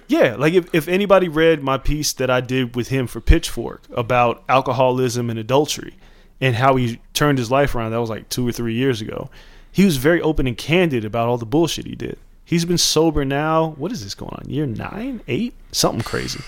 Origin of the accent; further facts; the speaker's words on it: Las Vegas, Nevada, United States; growing up in Vegas in the 90s